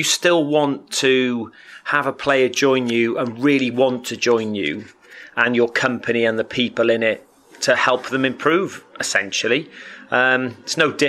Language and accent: English; Wales, United Kingdom; I'm actually Welsh, so I'm from the same country as Gezi Price, Johnny Clayton